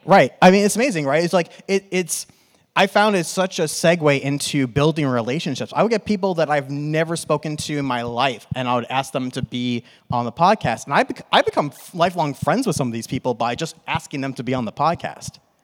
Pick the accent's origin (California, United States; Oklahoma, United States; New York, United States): New York, United States; accent: New York; now in Arizona, United States; I'm from New York and I'm in Arizona and it's conflicting with my New York accent